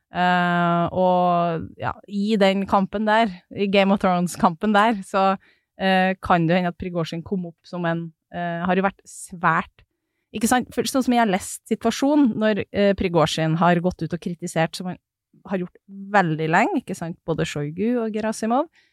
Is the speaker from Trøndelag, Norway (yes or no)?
yes; Snåsa, Trøndelag, Norway; moved away; Snåsa, um, som er der jeg er fra